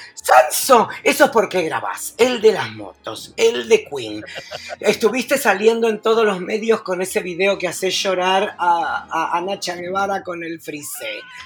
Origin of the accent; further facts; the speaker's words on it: Argentina; now in Uruguay; el único argentino en todo el canal